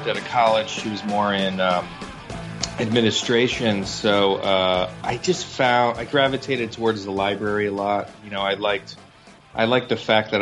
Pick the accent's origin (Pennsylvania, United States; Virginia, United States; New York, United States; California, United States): New York, United States; New York City; Growing up on Staten Island was a very white place, and I was half Asian